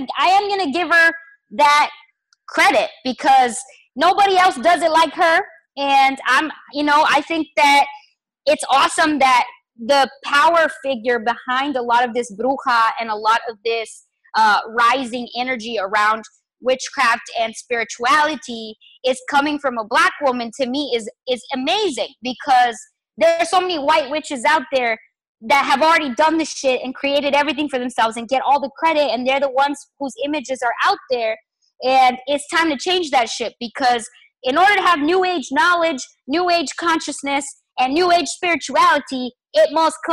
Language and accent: English; New Mexico, United States; also born or lived in Chihuahua, Mexico; I was so fortunate to grow up in New Mexico